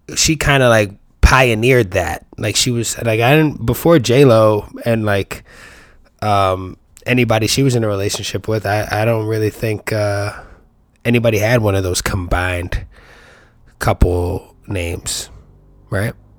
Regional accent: New York City, New York, United States; I'm from the Bronx

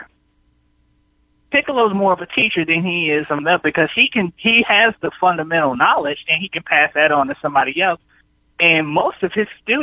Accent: Chicago, Illinois, United States; moved away as an adult; I'm born and raised in Chicago, And I moved out of Chicago

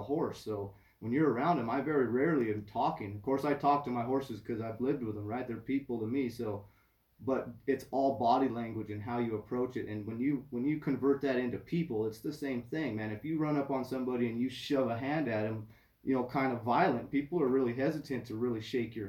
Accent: Rincon, California, United States; I'm from Rincon

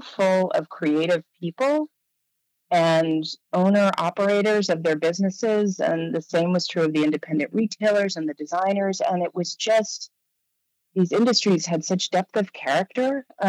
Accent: New York City, New York, United States; when I moved back to New York, which is where I was born and raised, I'm from Manhattan

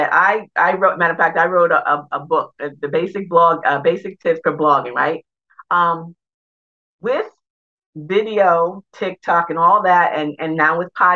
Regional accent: New York, United States; moved away as an adult; also born or lived in Delaware; I'm originally from New York

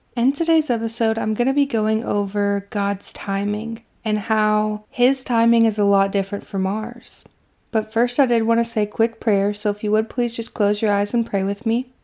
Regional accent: Kentucky, United States; my hometown in Kentucky

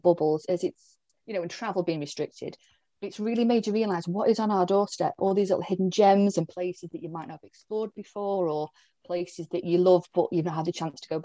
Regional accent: Staffordshire, West Midlands, United Kingdom; I'm up in this sort of little corner of the UK, originally from Staffordshire, but I didn't move too far.

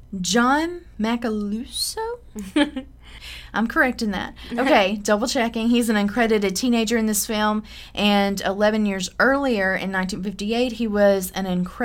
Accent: Tupelo, Mississippi, United States; now in Memphis, United States; I'm from Tupelo, so I grew up with Elvis

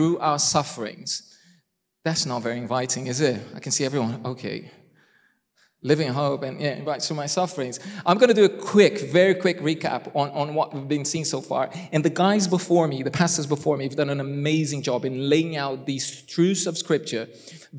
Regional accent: Brazil; first language Portuguese; English is a second language; moved away; I'm Brazilian.

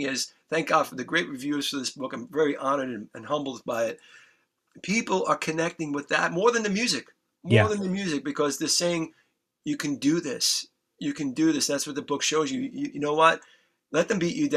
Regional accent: New York City, New York, United States; We lived in the Bronx. We grew up in the Bronx.

